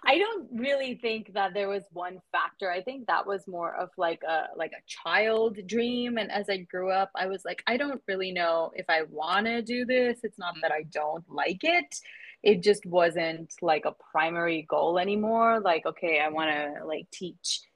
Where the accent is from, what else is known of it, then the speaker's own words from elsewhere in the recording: Mumbai, Maharashtra, India; moved away as an adult; also born or lived in Michigan; I am originally from Mumbai in India. So born there, raised there, did my undergrad there, and then I moved to Michigan